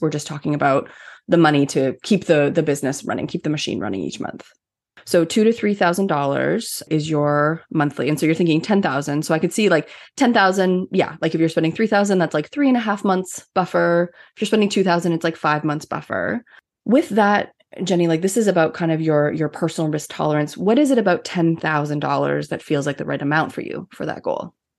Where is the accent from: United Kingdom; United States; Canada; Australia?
Canada; I'm Canadian